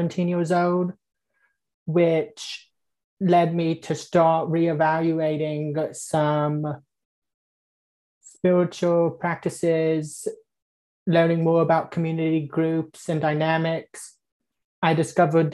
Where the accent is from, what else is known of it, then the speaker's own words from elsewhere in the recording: East Tennessee, United States; I grew up Presbyterian in East Tennessee